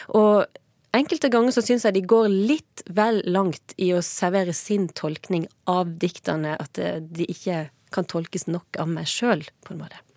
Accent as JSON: {"language": "Norwegian", "country": "Norway", "said": "som nordmann"}